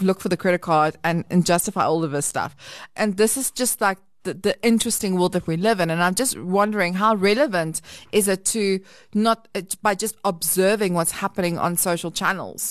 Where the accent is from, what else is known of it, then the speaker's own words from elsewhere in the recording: South Africa; we, we operate as an English country